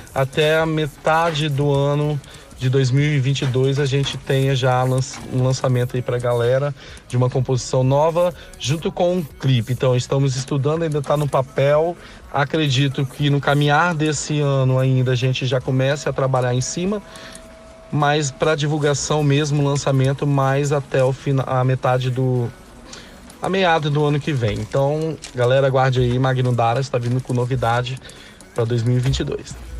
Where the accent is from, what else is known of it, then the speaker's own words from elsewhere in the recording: Linhares, Espírito Santo, Brazil; sou de Linhares, norte do nosso belíssimo estado, o Espírito Santo